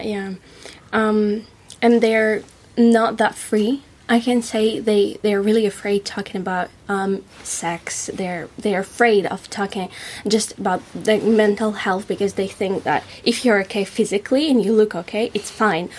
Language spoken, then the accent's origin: English; Moscow, Russia; English is a second language; moved away as an adult; also born or lived in Paris / Czech Republic; now in Colchester, United Kingdom; I'm from Moscow. It's a big city and it's about 16 million people.